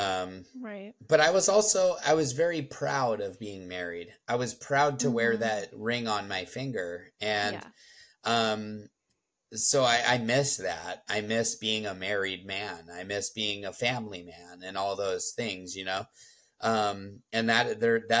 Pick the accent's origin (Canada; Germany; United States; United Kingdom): United States; Southern California; moved away as an adult; 37 years I lived in Southern California